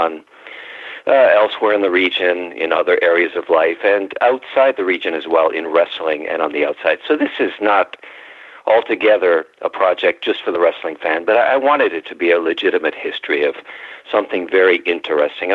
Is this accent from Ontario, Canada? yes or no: yes; Ontario, Canada; now in Washington, United States; I was raised in Ontario